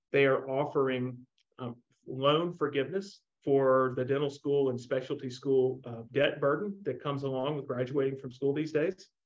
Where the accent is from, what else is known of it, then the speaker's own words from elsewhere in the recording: Montgomery, Alabama, United States; go work for my dentist uh, that I grew up with in Montgomery, Alabama, or go do my own thing.